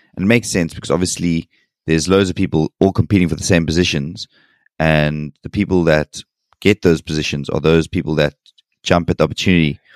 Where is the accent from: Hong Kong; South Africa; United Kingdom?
South Africa; as a South African